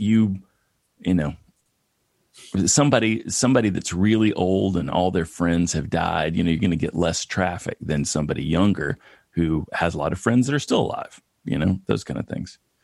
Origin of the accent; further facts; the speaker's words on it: East Tennessee, United States; moved away